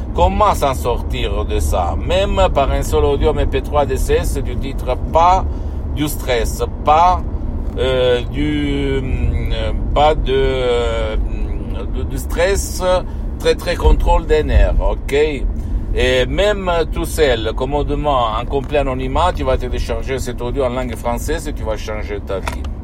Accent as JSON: {"language": "French", "country": "Switzerland", "tie": "born or raised there", "said": "quand j'étais petit en Suisse"}